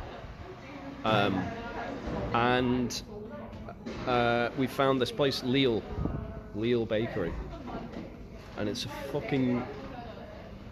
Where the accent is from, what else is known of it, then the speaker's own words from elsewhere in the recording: Isle of Man; from the Isle of Man